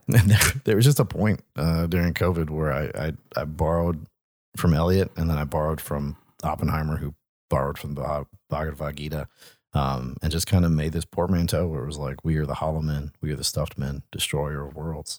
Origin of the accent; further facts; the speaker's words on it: Deep South, United States; growing up in the Deep South, you know, thousands of miles away from Southern California